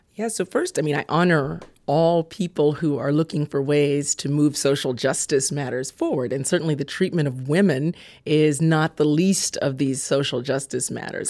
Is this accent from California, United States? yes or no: yes; California, United States; I grew up in California.